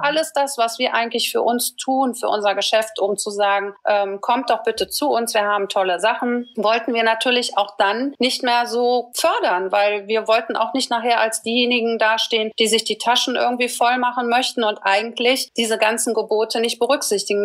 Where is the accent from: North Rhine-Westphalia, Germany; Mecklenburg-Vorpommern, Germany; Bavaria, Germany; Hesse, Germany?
North Rhine-Westphalia, Germany; Düsseldorf; ich komme aus Düsseldorf